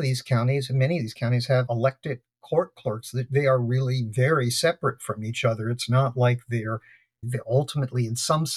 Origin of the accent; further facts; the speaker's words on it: Trenton, New Jersey, United States; I was born in Trenton, New Jersey